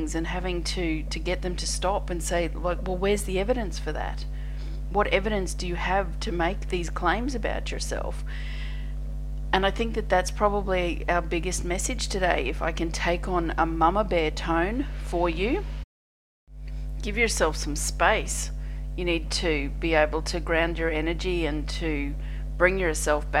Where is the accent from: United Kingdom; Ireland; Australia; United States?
Australia; I'm an Australian energy healer